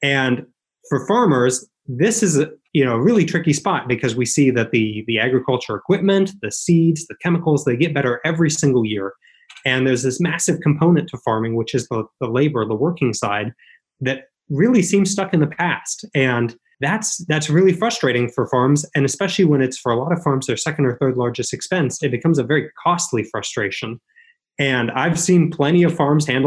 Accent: northeast Montana, United States; working on my family farm up in northeast Montana. We lived about 2.5 miles south of the Canadian border

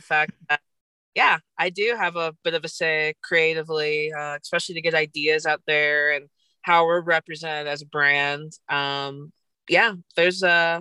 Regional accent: St. Louis, Missouri, United States; now in Colorado, United States; I am originally from St. Louis, Missouri.

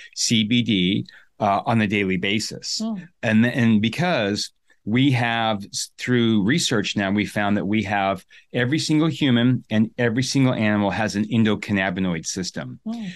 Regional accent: Sun Valley, Idaho, United States; I'm from the U.S., right? I'm from Sun Valley, Idaho

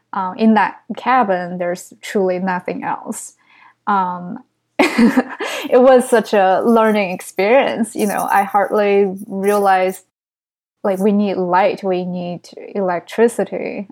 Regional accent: China; English is a second language; now in New York City, United States; I grew up in China. And even though I tell everyone, oh, it's just very s, very small town, but it's like three million population.

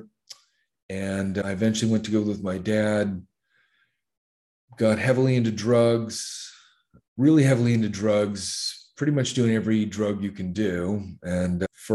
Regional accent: Los Angeles, California, United States; moved away as an adult; also born or lived in Long Beach / Compton / Santa Barbara / Santa Maria; now in Thailand; I am originally from the U.S. I grew up in Los Angeles. I grew up in L.A. and Long Beach and Compton. We moved around a lot as a kid in Southern California

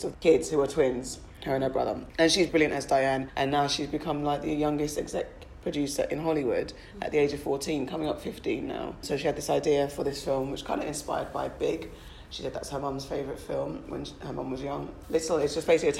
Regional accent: Ghana; as a West African, as a Ghanaian specifically

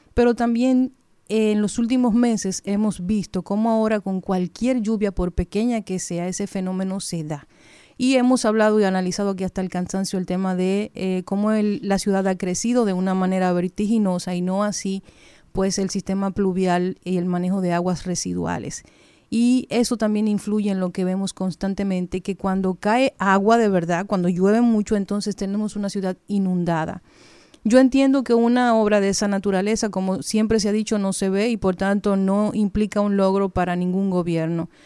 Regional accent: Dominican Republic; Dominicana no hay suficientes precauciones para nada, porque somos indisciplinados, somos imprudentes

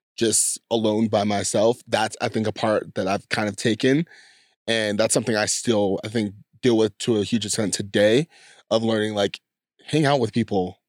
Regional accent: San Diego, California, United States; I grew up in San Diego, California

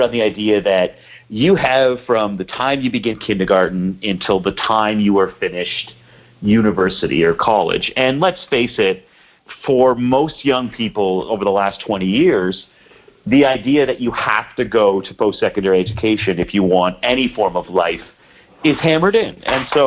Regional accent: Peterborough, Ontario, Canada; I grew up an hour and a half outside of Toronto, Canada, a little town called Peterborough

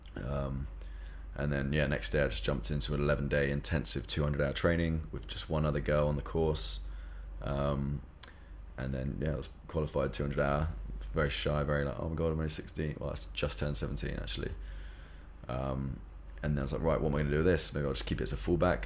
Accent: South East England, United Kingdom; moved away as an adult; also born or lived in London; now in Bali, Indonesia; I'm from England, South England, so nearer to London.

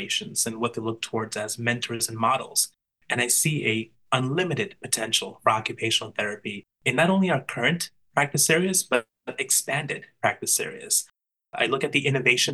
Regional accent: New York City, New York, United States; I am from Brooklyn, New York.

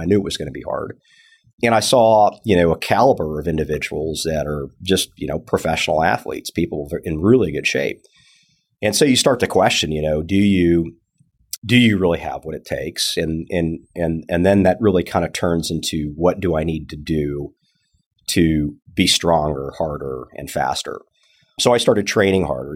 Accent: Tucson, Arizona, United States; also born or lived in California; now in Texas, United States; I'm actually originally from Arizona, Tucson

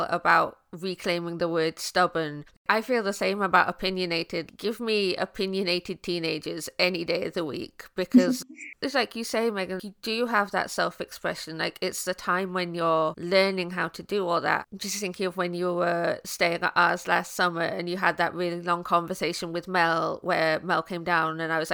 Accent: Midlands, United Kingdom; I grew up in the Midlands in my teenage years

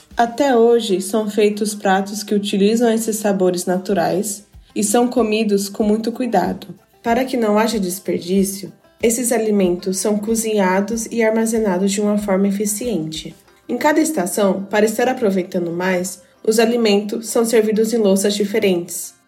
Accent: Japan; nasci no Japão e sempre estudei na escola japonesa

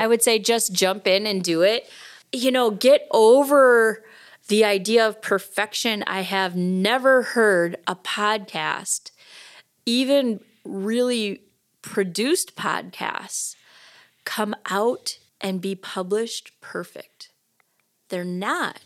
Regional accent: Rhinelander, Wisconsin, United States; moved away; also born or lived in Oshkosh, Wisconsin; I grew up in Rhinelander, but Oshkosh is my hometown

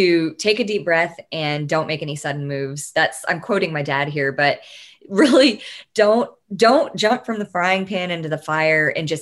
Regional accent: Tyler, Texas, United States; I grew up in Tyler, Texas

